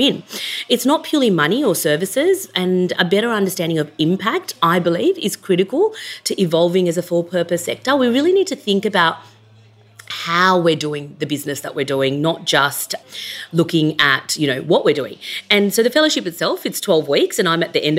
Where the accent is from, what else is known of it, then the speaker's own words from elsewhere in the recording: Sydney, New South Wales, Australia; I grew up in Western Sydney. I'm a first-generation migrant.